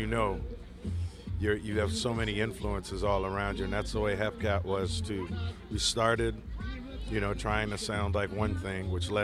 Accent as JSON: {"language": "English", "region": "New York", "country": "United States", "tie": "born or raised there", "moved": "yes", "lives_now": "Los Angeles, United States", "said": "I grew up in New York"}